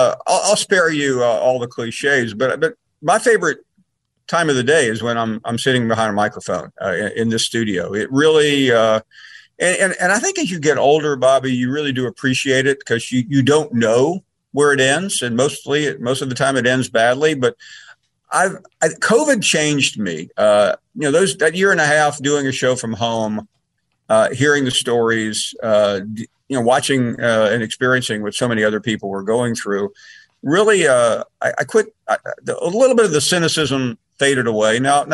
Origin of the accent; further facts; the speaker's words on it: Birmingham, Alabama, United States; I was coming from Birmingham, Alabama.